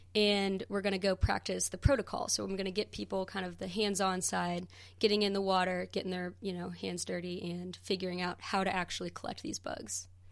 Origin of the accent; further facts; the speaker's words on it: St. Louis, Missouri, United States; now in Western North Carolina, United States; I'm originally from Saint Louis, Missouri, so I grew it up, grew up right along the banks of the Mississippi River.